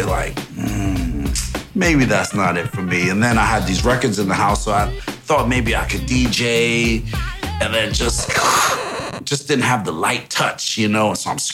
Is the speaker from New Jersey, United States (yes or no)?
yes; Union City / Englewood / Teaneck, New Jersey, United States; also born or lived in Kingston, Jamaica / St. Andrew, Jamaica; once I moved from Jamaica and lived in Union City for a while, I was going to school in Union City